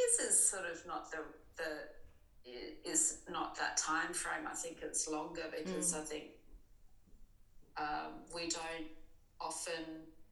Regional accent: Alice Springs, Northern Territory, Australia; moved away; also born or lived in Adelaide; growing up in Alice Springs for 10 years

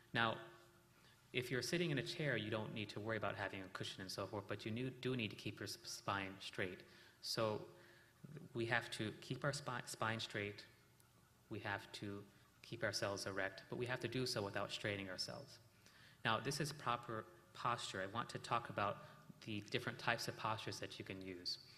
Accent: South India, India; we're from South India

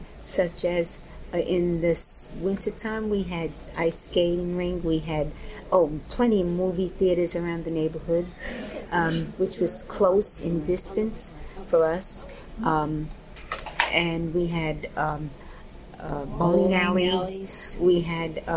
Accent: United States; I was born on Richardson Street in our house, not in hospital or anything, almost 71 years ago

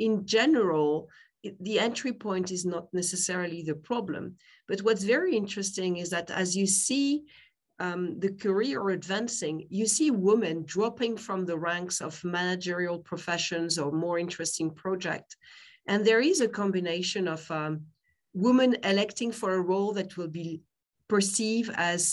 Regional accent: France; accent: French; English is a second language; I'm French, you can tell by my name, probably by my accent

